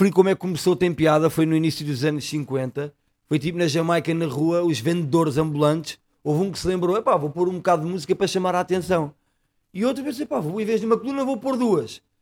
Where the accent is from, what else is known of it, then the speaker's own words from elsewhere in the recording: Alfragide, Lisbon, Portugal; Eu nasci em Lisboa, mas sempre morei